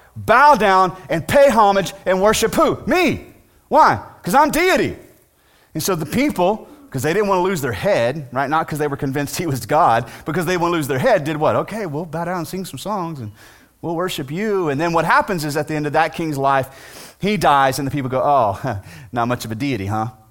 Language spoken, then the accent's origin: English; United States; as American citizens